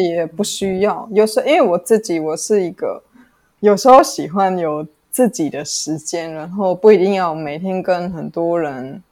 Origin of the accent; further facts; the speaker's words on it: Germany; Chinese is a second language; moved away as an adult; also born or lived in Italy; now in Taiwan; 我在德国出生长大